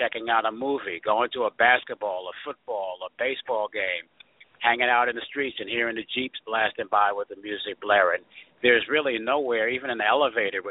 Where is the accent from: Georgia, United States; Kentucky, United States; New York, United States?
New York, United States; New York City; also born or lived in Ithaca, New York / Washington, D.C.; I'm a native New Yorker, born and raised in Queens, New York, went to school in Queens, New York